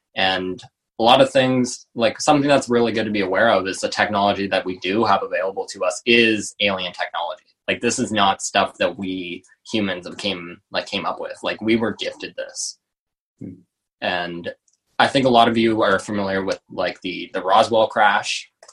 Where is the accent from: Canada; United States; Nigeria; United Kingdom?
Canada; Halifax, Nova Scotia; I worked at like a, a vegan restaurant in my uh, in my hometown in Halifax